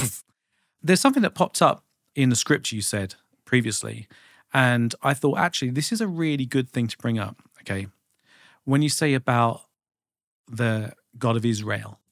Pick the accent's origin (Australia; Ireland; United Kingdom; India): United Kingdom; I just did what any, you know, decent visiting Brit would